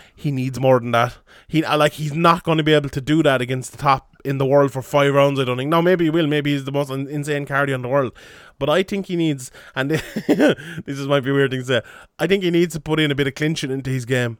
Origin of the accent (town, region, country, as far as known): Ireland